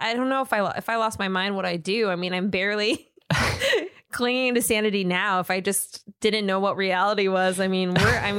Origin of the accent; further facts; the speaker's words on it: Minnesota, United States; moved away; Because I grew up in Minnesota.